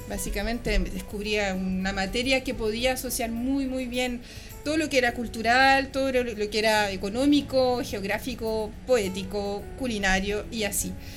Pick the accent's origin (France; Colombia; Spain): France; moved away as an adult; now in Chile; yo, como se puede apreciar en mi acento, yo, nací y crecí afuera, en Francia, de padre chileno